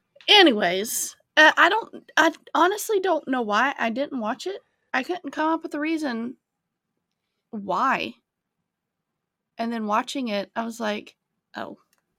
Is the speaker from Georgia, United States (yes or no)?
yes; Georgia, United States; I grew up in Georgia.